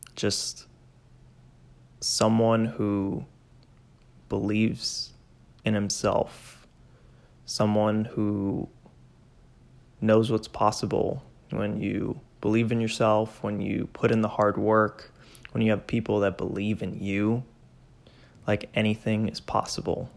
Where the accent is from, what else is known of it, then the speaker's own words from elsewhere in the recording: Miami, Florida, United States; moved away as an adult; also born or lived in Georgia; now in Plainfield, Indiana, United States; Hispanic, born and raised in Miami